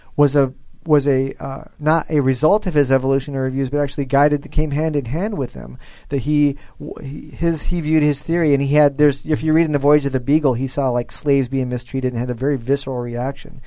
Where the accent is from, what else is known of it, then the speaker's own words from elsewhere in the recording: Nebraska, United States; I'm from Nebraska, the beef state